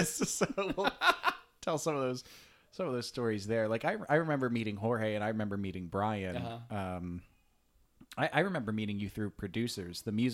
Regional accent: Virginia, United States; I grew up in Virginia

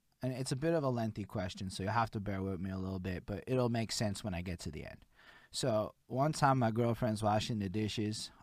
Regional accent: Montreal, Quebec, Canada; I'm born and raised in Montreal, Quebec

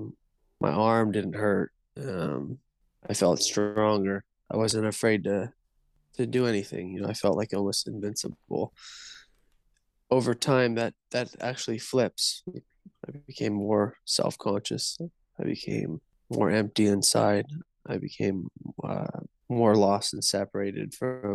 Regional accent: Northern California, United States; I'm from Northern California

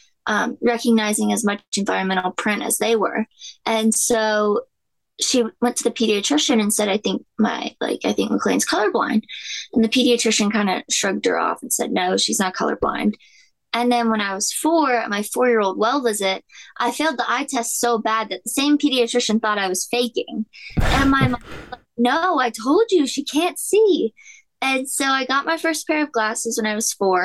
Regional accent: Charlotte, North Carolina, United States; I was born in Charlotte, North Carolina

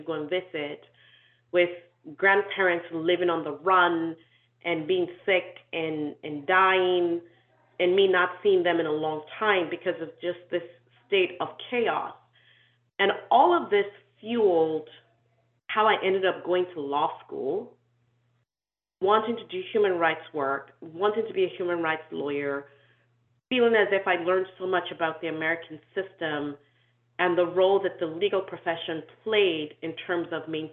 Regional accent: Nigeria; also born or lived in Canada / Sierra Leone; I was born in Canada, I grew up in Nigeria, but I'm from Sierra Leone because in my culture, you're where your father's from.

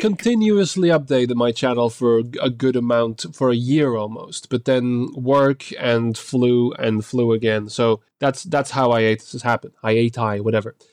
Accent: Belgium; I'm actually from Belgium

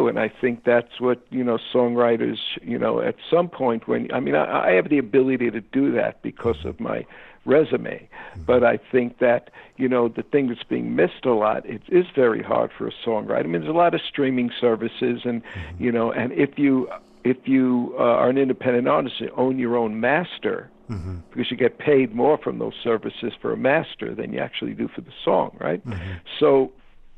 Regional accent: New York City, New York, United States; growing up in Bensonhurst, my father's a factory worker

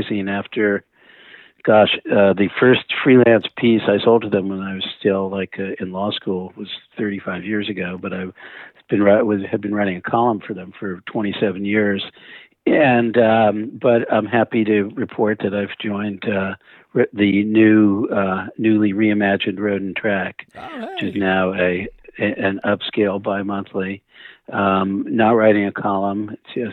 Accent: New Jersey suburb, United States; also born or lived in Brooklyn, New York; when I was pretty young, my parents moved us to a New Jersey suburb that was literally you walking distance from Manhattan.

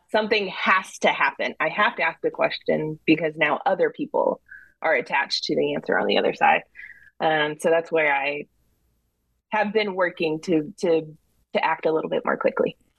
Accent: Texas, United States; also born or lived in New Jersey; I was born in Jersey. My dad does live in New York, but I was raised in Texas

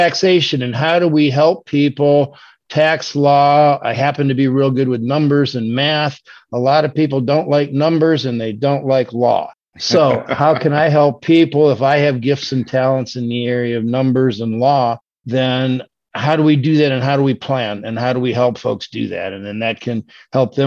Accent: Michigan, United States; moved away as an adult; also born or lived in Orlando, Florida; I am from Michigan. So I've relocated back up here just because I like it up here, and this is where I'm from

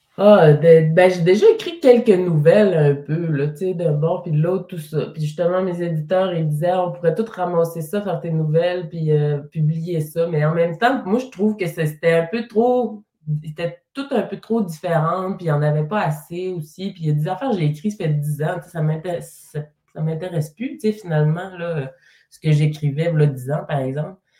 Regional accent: Mashteuiatsh, Quebec, Canada; je suis partie de ma communauté de Meshweat, mais je suis restée dans la région quand même

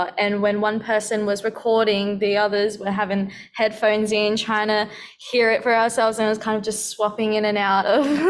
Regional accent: Philippines; Well, I've got Spanish in me. She knows a bit of German, and we're all Filipino.

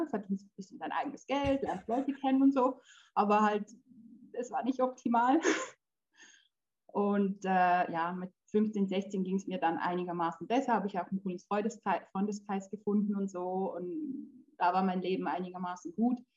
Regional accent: Switzerland; born there; also born or lived in Poland; also ich bin in der Schweiz geboren und die ersten drei Jahre meines Lebens waren eigentlich schön.

